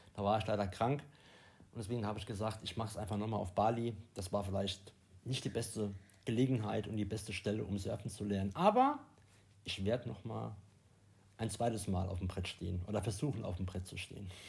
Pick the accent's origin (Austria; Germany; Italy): Germany; bei uns in Deutschland